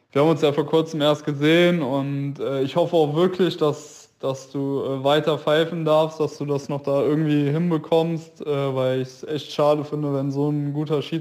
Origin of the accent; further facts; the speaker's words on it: Rösrath, North Rhine-Westphalia, Germany; der Guido Kleve ist ja oft dein Assistent gewesen er kommt auch aus meinem Heimatort. Ähm, da frage ich mich, ob er dich schon mal eingeladen hat zu uns nach Rösrath